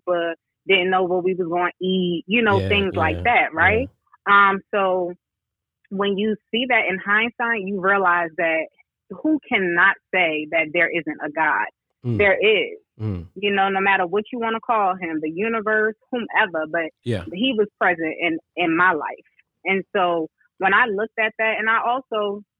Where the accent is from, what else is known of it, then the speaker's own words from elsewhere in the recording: New York City, New York, United States; also born or lived in Queens, New York City; now in Charlotte, United States; I was born in Queens, but then I was raised in my primary years in South Bronx.